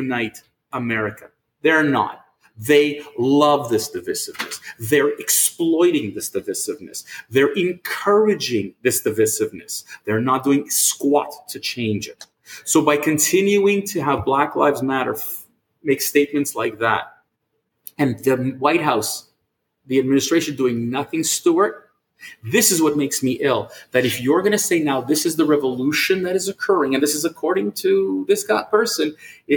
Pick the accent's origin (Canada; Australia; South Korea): Canada; as a Canadian